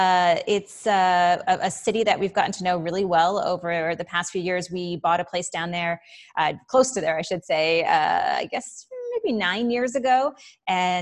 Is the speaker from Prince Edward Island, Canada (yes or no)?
yes; Prince Edward Island, Canada; moved away as an adult; also born or lived in San Francisco / Toronto; I grew up in rural Prince Edward Island, which is Canada's smallest province.